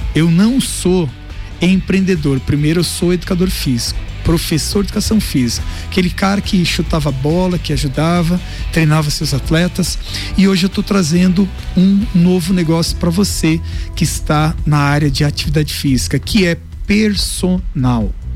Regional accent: Lages, Santa Catarina, Brazil; born or raised there

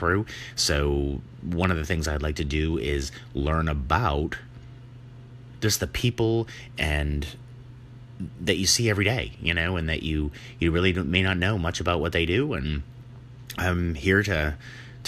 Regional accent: New Hampshire, United States; now in Vermont, United States; I am from the Northeast, born in New Hampshire, and so came over and live in Vermont now, been here ever since

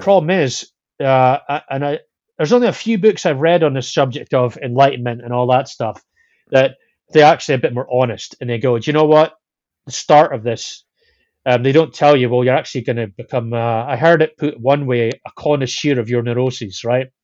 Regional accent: Scotland, United Kingdom; I'm Scottish

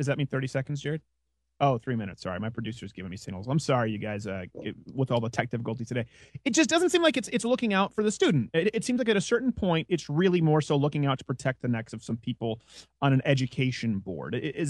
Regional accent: Quebec, Canada; now in United States; as a Canadian who lives, a dual citizen who lives in the States now, the Canadian thing with the guns is so silly.

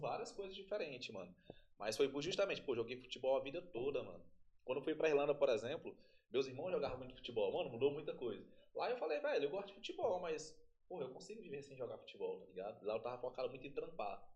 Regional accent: Tocantins, Brazil; eu sou do Tocantins

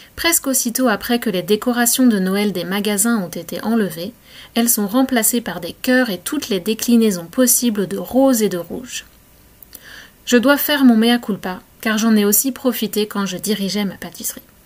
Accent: France; moved away as an adult; now in Canada; En tant que Française

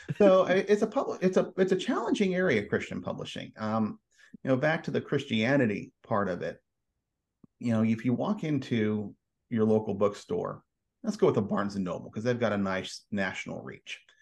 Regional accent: Edmond, Oklahoma, United States; I grew up in Edmond, Oklahoma, suburb of Oklahoma City

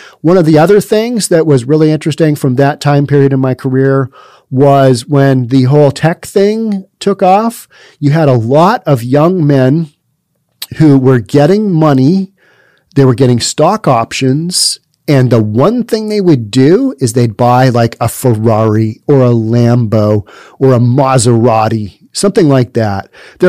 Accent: California, United States; So all of my professional life has been, where are you from? California? Oh, okay.

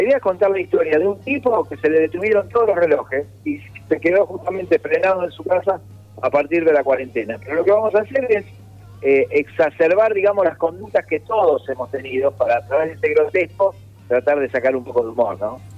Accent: Mar del Plata, Buenos Aires Province, Argentina; moved away as an adult; now in Buenos Aires, Argentina; me volví a Mar del Plata

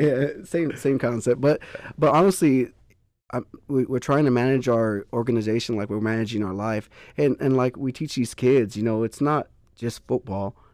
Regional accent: Poteet, Texas, United States; I'm from Poteet

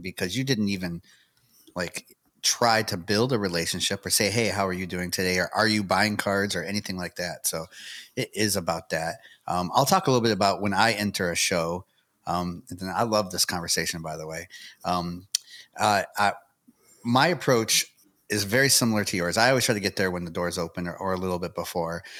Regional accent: Michigan, United States; now in Tennessee, United States; lived near each other up in Michigan

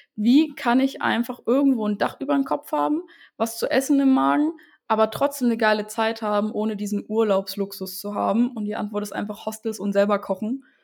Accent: Saxon Switzerland, Saxony, Germany; also born or lived in Dresden; ich bin von einer kleinen Stadt wieder zurück in meine Heimat gezogen, in der sächsischen Schweiz

